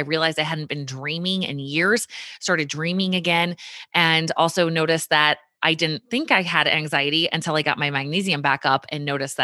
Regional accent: Richmond, Virginia, United States; That is Virginia Commonwealth University, which is my hometown. My mom actually went to VCU all while I was growing up

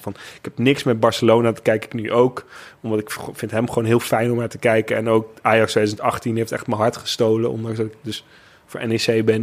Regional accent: Netherlands; als Nederlander

